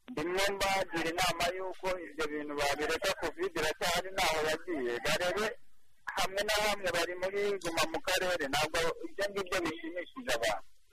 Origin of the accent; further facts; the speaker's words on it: Rwanda; natwe nk'abanyarwanda